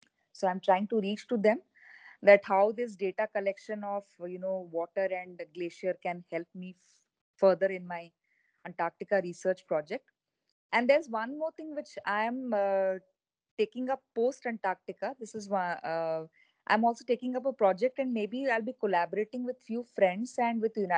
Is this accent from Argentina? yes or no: no; Odisha, India; I intend to come back and work for my home state, Odisha